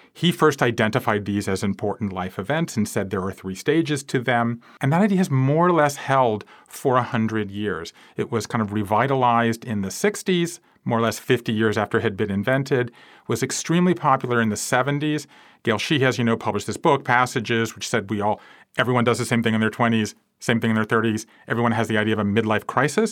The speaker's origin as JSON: {"language": "English", "region": "South Georgia", "country": "United States", "tie": "born or raised there", "also_born_or_lived": "Japan", "moved": "as an adult", "said": "I grew up in South Georgia"}